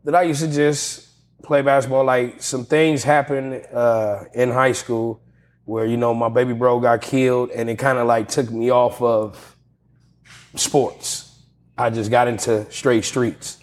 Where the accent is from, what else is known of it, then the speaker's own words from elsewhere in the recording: Pasadena, California, United States; They knew I was from Pasadena